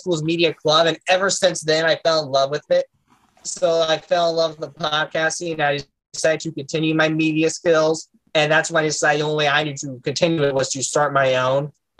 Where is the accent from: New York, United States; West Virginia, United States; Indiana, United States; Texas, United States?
Indiana, United States; born or raised there